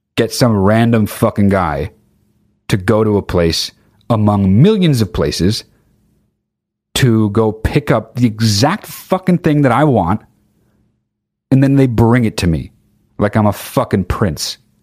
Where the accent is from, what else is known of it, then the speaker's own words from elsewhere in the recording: United Kingdom; I'm fucking British.